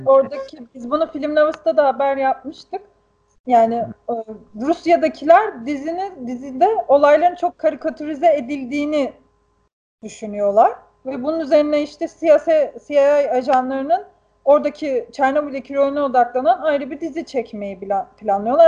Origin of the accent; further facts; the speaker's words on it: Black Sea Region, Turkey; bizim köydeki dereleri, ben de çocukken hani yüzdüğüm o derelerde